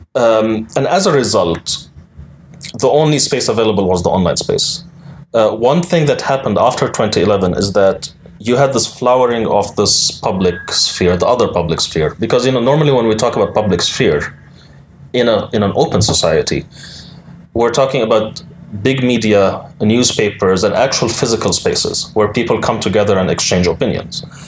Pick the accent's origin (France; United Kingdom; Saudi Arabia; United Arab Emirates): United Arab Emirates; moved away; I lived my entire life in the United Arab Emirates